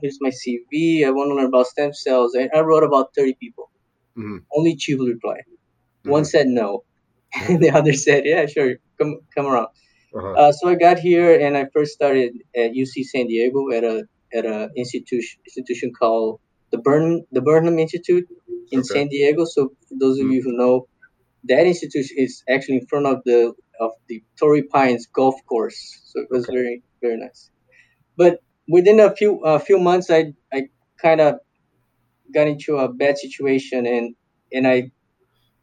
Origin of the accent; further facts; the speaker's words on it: Brazil; moved away; I'm from Brazil